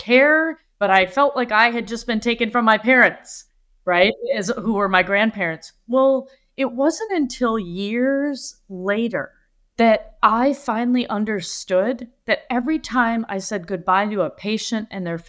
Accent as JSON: {"language": "English", "region": "Michigan", "country": "United States", "tie": "born or raised there", "also_born_or_lived": "Africa", "said": "Well, when I was little, I was born and raised in Michigan, in the United States. And at 3 months old, my grandmother took me to Africa to live with my grandfather"}